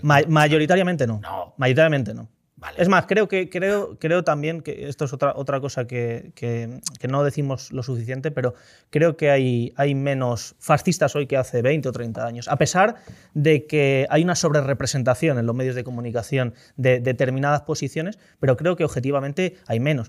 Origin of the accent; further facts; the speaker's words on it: Pozuelo de Alarcón, Community of Madrid, Spain; Yo, yo soy mucho más de Pozuelo que Rejón